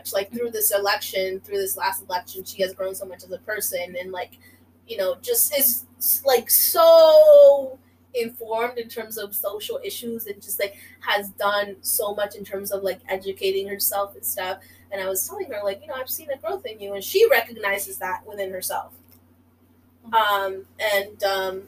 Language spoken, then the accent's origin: English; Oregon, United States; accent: Mexican; also born or lived in Bronx, New York; now in New York, United States; I'm from Oregon, about an hour away from Portland